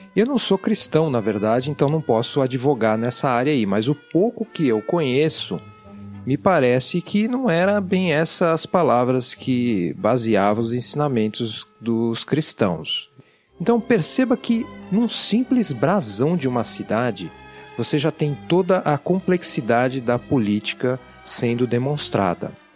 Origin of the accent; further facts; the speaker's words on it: São Paulo, Brazil; accent: paulistano; Eu não sei se você já percebeu pelo meu sotaque, mas eu sou paulistano. E eu estudei em escola pública, lá em São Paulo